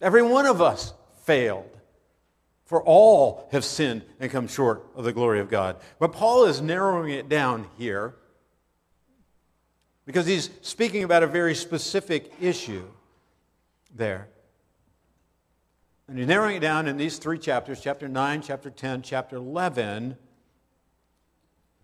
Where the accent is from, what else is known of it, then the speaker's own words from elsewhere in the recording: Pennsylvania, United States; I grew up in Pennsylvania, and I hunted for a number of years in Pennsylvania